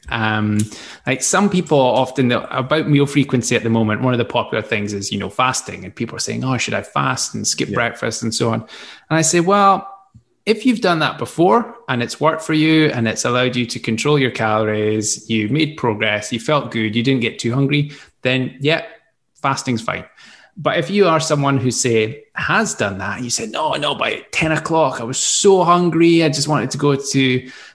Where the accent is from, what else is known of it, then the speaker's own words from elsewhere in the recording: Scotland, United Kingdom; accent: Scottish; this Scottish accent